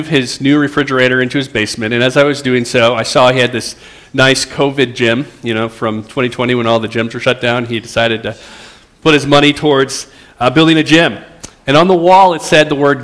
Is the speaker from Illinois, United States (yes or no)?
no; Roseville, Minnesota, United States; I grew up in Roseville, and so it feels a little bit like being home to be here